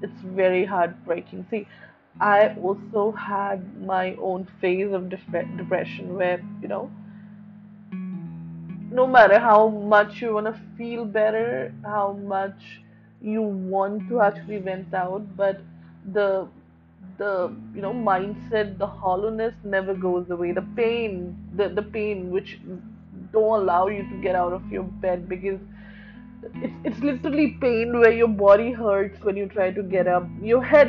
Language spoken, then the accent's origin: English; New Delhi, Delhi, India; I'm from New Delhi